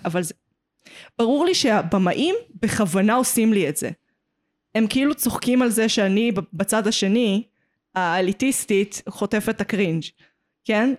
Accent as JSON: {"language": "Hebrew", "town": "Petah Tikva", "region": "Central District", "country": "Israel", "tie": "born or raised there", "said": "גדלתי בפתח תקווה"}